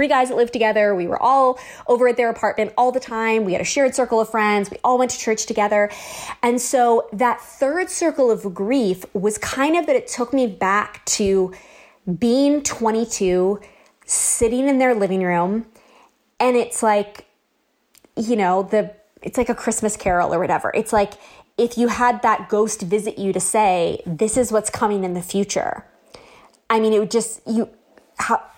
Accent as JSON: {"language": "English", "region": "Southern California", "country": "United States", "tie": "born or raised there", "said": "We've lived in Southern California my whole life"}